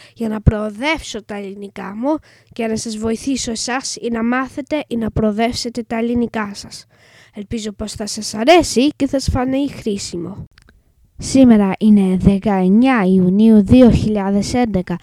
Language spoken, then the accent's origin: Greek; England, United Kingdom; Greek is a second language; είμαι έντεκα και είμαι Άγγλος. Η μαμά μου όμως είναι Ελληνίδα και θέλει αυτή να μάθω εγώ ελληνικά